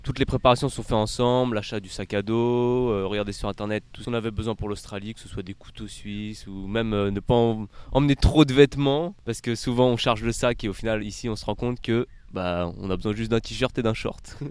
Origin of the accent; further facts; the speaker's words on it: Paris, Île-de-France, France; je viens de Paris